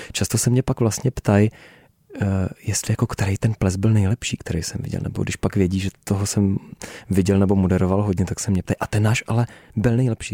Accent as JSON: {"language": "Czech", "area": "Náchod area", "region": "Hradec Králové Region", "country": "Czechia", "tie": "born or raised there", "said": "tam na Náchodsku, eh, u nás v mém rodném kraji"}